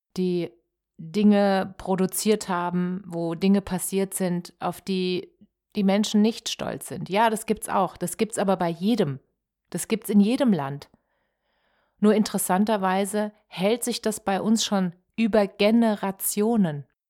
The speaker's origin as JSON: {"language": "German", "country": "Germany", "said": "als Deutsche"}